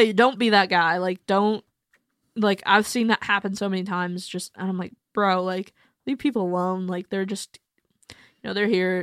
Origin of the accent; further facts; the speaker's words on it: Mesa, Arizona, United States; moved away; also born or lived in Akron, Ohio; I'm from Akron, um, but I grew up in Mesa, Arizona